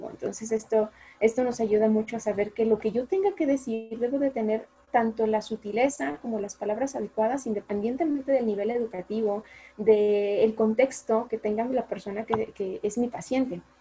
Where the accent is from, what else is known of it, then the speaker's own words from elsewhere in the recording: Mexico; also born or lived in Aguascalientes; los que somos de aquí de México